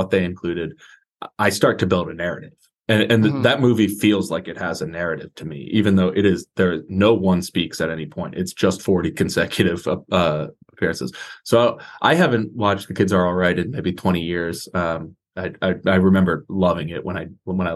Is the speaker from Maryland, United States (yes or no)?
yes; Columbia, Maryland, United States; now in San Diego, United States; I grew up in Columbia, Maryland